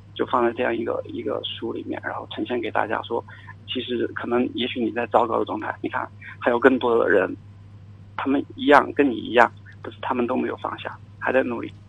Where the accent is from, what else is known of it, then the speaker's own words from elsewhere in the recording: Chongqing, China; 我是重庆人